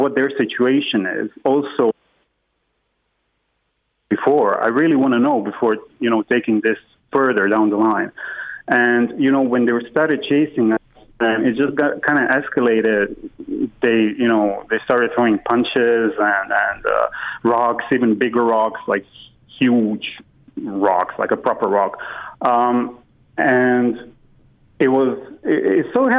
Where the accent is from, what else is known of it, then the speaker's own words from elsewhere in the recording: Germany; also born or lived in Croatia; now in Ireland; I grew up in Germany